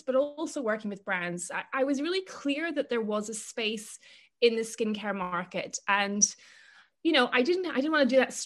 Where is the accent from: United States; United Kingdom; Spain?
United Kingdom; Northern Ireland; moved away; also born or lived in Cambridge; I grew up in Northern Ireland